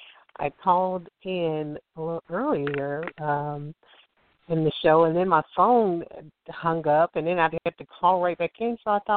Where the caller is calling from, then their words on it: Alabama, United States; I'm calling from Alabama